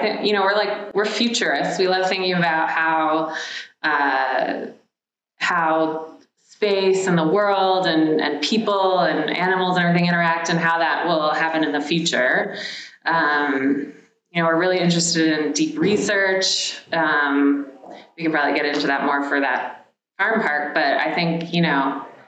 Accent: Maryland side of DC, United States; moved away as an adult; also born or lived in Los Angeles; I grew up on the Maryland side of DC.

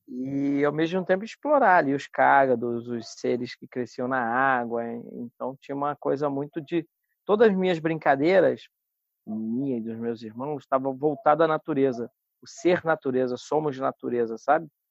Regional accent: Paraty, Rio de Janeiro, Brazil; also born or lived in Cabo Frio; eu fui nascido em Cabo Frio uhum. e vim para Paraty com seis anos de idade e fomos morar nesse sítio

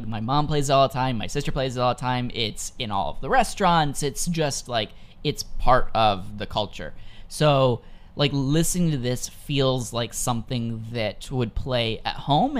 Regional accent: Virginia, United States; moved away as an adult; I'm from Virginia. I lived in Virginia for, you know, 18 years of my life.

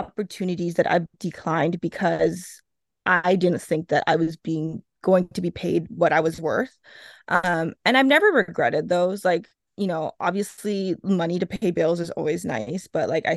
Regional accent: Edmonton, Alberta, Canada; I'm from Edmonton.

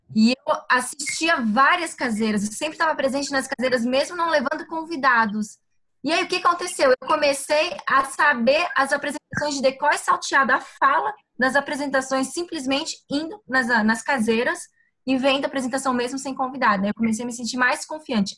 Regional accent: Itajaí, Santa Catarina, Brazil; Eu sou de Itajaí, Santa Catarina

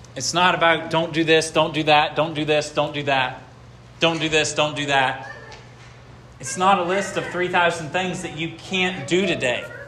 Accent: United States

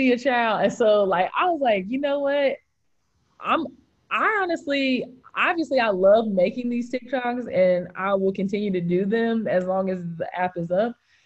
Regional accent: Greensboro, North Carolina, United States; also born or lived in Charlotte / Winston-Salem / Raleigh; I was born in Greensboro. I went to college in Charlotte, went to law school in Winston, like have lived in North Raleigh, live in like RTP area

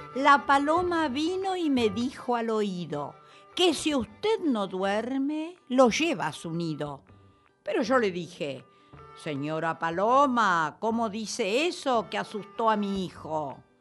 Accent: La Plata, Buenos Aires Province, Argentina; moved away; soy de La Plata, así que yo lo oía en La Plata.

